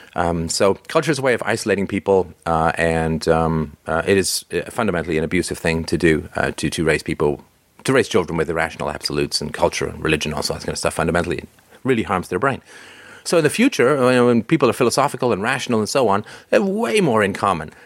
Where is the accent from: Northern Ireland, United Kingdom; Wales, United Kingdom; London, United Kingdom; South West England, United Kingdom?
London, United Kingdom; I grew up in England, uh, in London, and my local team was Crystal Palace